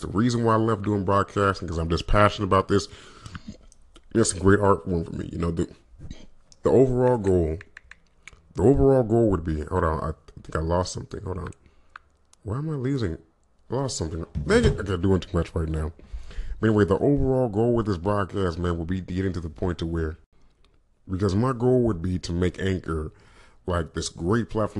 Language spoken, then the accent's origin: English; California, United States; I grew up in Northern California slash Central slash Southern California